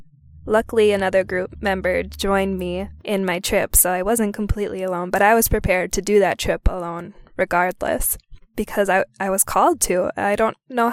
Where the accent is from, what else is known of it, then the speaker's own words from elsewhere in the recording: Minnesota, United States; I returned to my home state, Minnesota